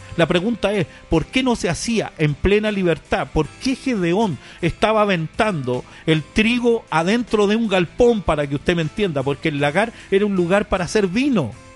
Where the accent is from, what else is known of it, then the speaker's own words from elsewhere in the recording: Chile; now in Paraguay; Yo soy chileno para que usted lo entienda, pero hace muchos años que ya vivo por Paraguay